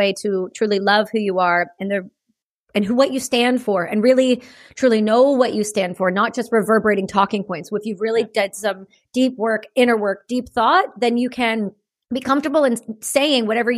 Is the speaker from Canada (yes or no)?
yes; Campbellford, Ontario, Canada; also born or lived in Belleville, Ontario / Cobourg, Ontario; So I grew up in a small town in Ontario called Campbellford near the Trenton Air Base.